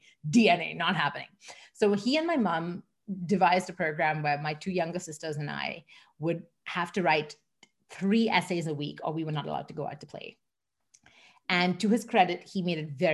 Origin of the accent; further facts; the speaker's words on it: Mumbai, Maharashtra, India; moved away as an adult; also born or lived in London, England / Singapore; now in Canada; I grew up in Mumbai in India